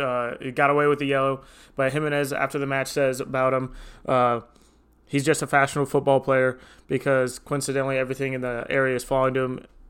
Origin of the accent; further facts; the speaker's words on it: United States; as an American